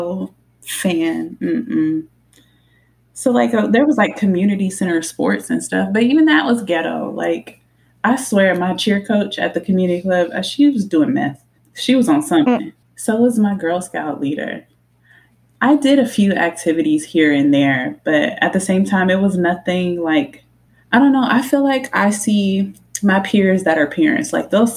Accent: Killeen, Texas, United States; Growing up in Killeen, it was a strip club, a Subway, and putt-putt until they closed it down

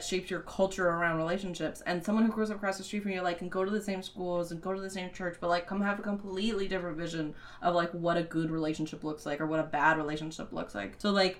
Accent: California, United States; I grew up in California.

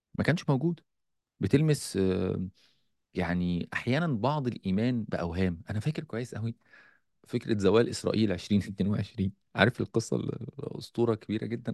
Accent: Egypt; عندنا في مصر

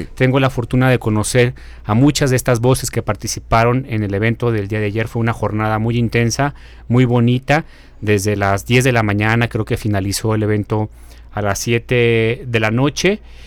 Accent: Mexico; tenemos como sociedad mexicana

